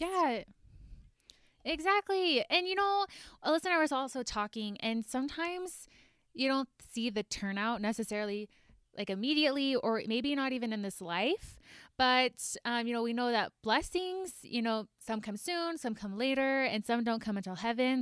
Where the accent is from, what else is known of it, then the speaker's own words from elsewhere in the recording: Georgia, United States; moved away as an adult; also born or lived in Idaho; now in Salt Lake City, United States; I grew up in Georgia